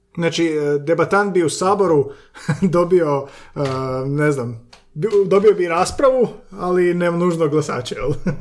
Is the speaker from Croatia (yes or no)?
yes; Slavonia, Croatia; ja sam iz Slavonije